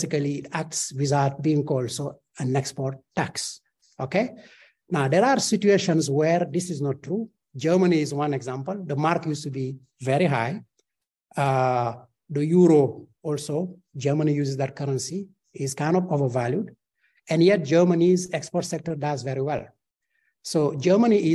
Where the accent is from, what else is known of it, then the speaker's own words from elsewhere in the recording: Senegal; I'm from Senegal, so I know Senegal. Since I was going to university